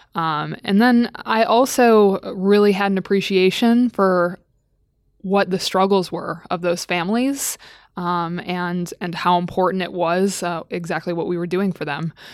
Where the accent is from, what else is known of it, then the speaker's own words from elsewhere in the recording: Midwest, United States; moved away as an adult; also born or lived in Staten Island, New York; I grew up in the Midwest